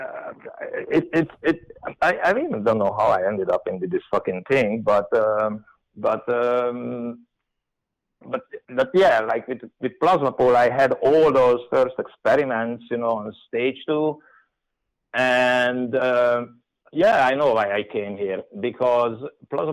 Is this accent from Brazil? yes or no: no; Hungary; I came from Hungary